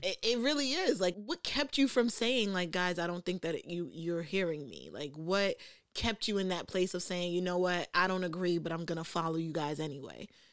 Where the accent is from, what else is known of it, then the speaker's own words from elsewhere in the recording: New York City, New York, United States; also grew up in the, in New York, I'm from the Bronx